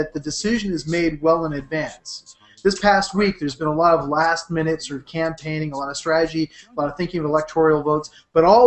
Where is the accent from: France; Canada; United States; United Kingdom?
Canada; Toronto, Ontario; Here in Toronto, in the Jane and Finch area, which is where I was born and grew up